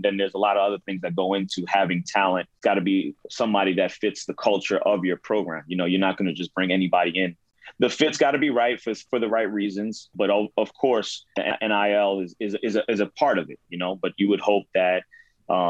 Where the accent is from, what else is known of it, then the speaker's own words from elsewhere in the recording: Jersey City, New Jersey, United States; I'm from Jersey City